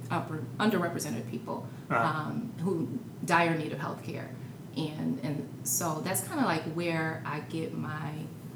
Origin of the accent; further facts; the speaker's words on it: Michigan, United States; moved away; also born or lived in Chicago; I'm from Michigan.